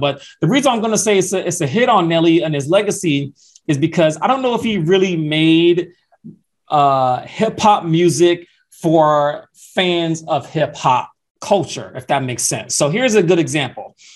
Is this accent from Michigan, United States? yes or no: no; Atlanta, Georgia, United States; I'm from Atlanta, Georgia